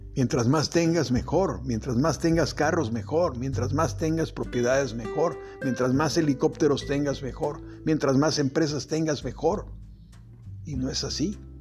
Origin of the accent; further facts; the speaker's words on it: Acapulco, Guerrero, Mexico; yo soy originario de Acapulco